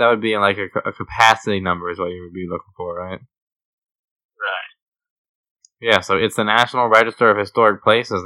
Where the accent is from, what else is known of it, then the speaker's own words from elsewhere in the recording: Philadelphia, Pennsylvania, United States; I'm from Philadelphia